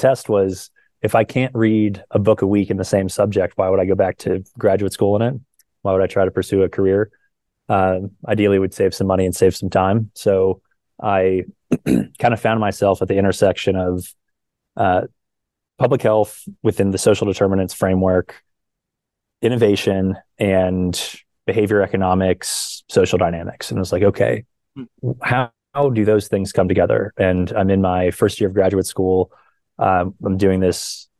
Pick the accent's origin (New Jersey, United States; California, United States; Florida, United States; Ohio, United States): Florida, United States; Tampa; born there; also born or lived in Hawaii / St. Louis / Erie, Pennsylvania; So I was born in Tampa, Florida. From there, moved to Hawaii, then St. Louis, then Erie, Pennsylvania, and we share that in common.